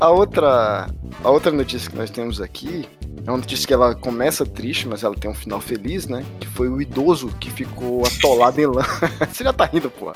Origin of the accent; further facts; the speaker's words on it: Salvador, Bahia, Brazil; now in Brasília, Brazil; Eu sou de Salvador, tô morando aqui em Brasília.